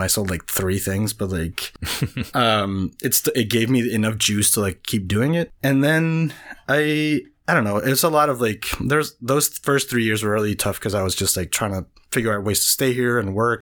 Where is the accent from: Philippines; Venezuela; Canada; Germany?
Venezuela; English is a second language; moved away as an adult; now in United States; I was born in Venezuela. I grew up there. That's where I'm from. I moved to the U S in twenty ten. I was twenty-one